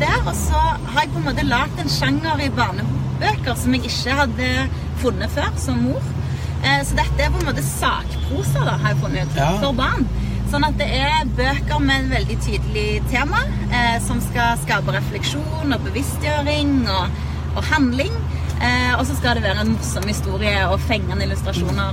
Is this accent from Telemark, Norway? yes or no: no; Sandnes, Rogaland, Norway; som bor i Sandnes, der jeg er fra